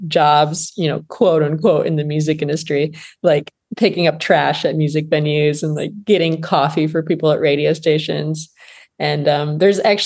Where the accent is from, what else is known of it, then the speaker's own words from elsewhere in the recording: Flint, Michigan, United States; I grew up in Flint, Michigan